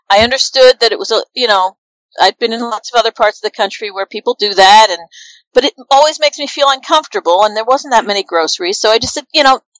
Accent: New Jersey, United States; moved away; also born or lived in Portland / New York; And they said, oh, really? Where are you from? And I said, New Jersey.

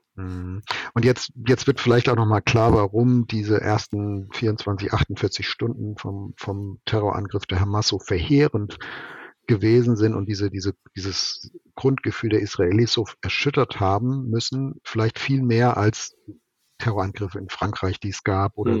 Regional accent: Germany; als Mensch, als Deutscher, als politisch Interessierter oder als Werksleiter

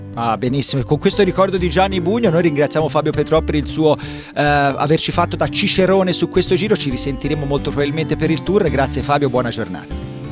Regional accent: Livorno, Tuscany, Italy; io sono di Livorno

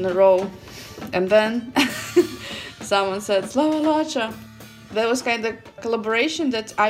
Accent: Belarus; English is a second language; moved away as an adult; also born or lived in Lviv, Ukraine / Appalachia; So I'm originally from Belarus.

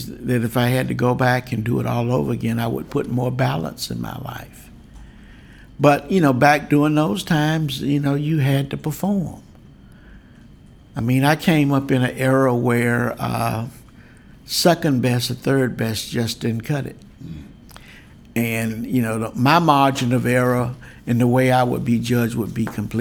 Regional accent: Deep South, United States; I was just a typical 10-year-old growing up in the Deep South.

